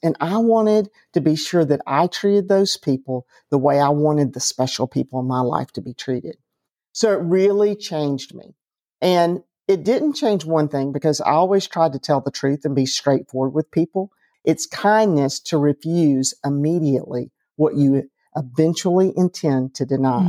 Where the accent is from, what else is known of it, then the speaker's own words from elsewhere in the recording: Atlanta, Georgia, United States; I grew up in Atlanta